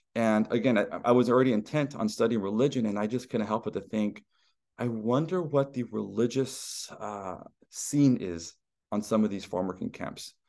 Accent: Stockton, California, United States; my hometown of Stockton, California

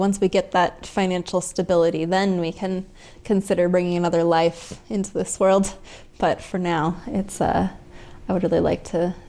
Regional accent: Tucson, Arizona, United States; now in Colorado, United States; I'm from Tucson

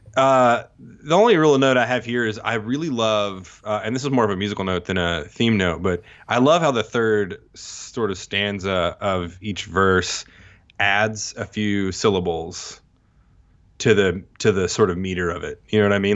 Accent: Texas, United States; also born or lived in Mississippi; now in Tupelo, United States; I grew up in Texas, s-, partly in, partly in Mississippi

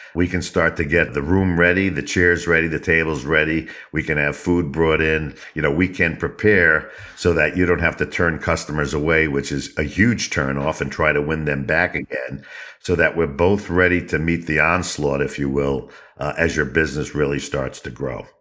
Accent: New York, United States; I'm from the Northeast, uh, the States, actually born in New York

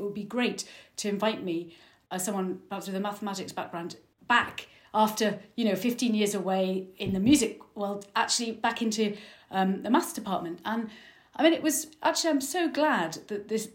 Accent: Liverpool, North West England, United Kingdom; now in Manchester, United Kingdom; I'm originally from Liverpool

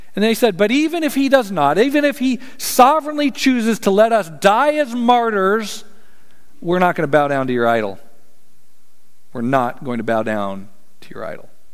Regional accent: Colorado, United States; I'm from Colorado

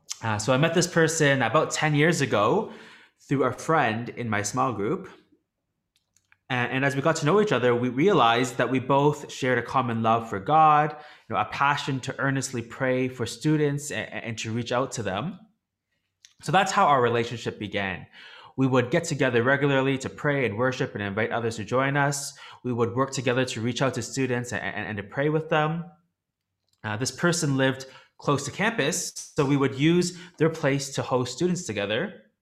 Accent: Toronto, Ontario, Canada; now in Hong Kong; I'm originally from Toronto in Canada, but even though I'm in Hong Kong and my friend's still in Toronto, we still stay in touch here.

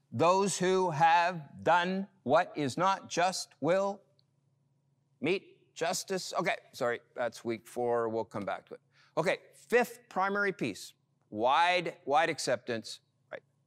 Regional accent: Montreal, Quebec, Canada; growing up in Montreal

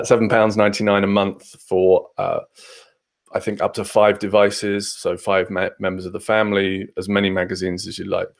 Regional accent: Fareham, South East England, United Kingdom; moved away as an adult; now in Bournemouth, United Kingdom; So I'm originally from Hampshire, in a place called Fareham, which is between Portsmouth and Southampton for the first 18 years of my life

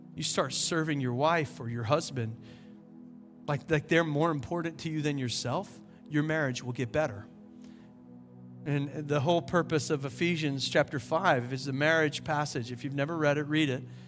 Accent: South Carolina, United States; now in Asheville, United States; We learned it in high school when I was growing up in South Carolina.

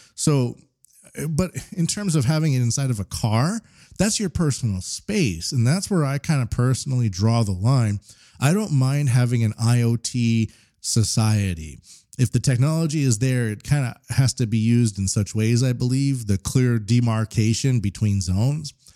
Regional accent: Canada; now in Japan; as a Canadian in Japan

